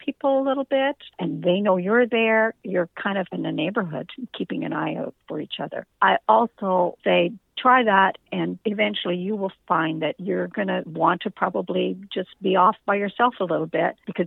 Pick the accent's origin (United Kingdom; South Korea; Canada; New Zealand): Canada; we're Canadian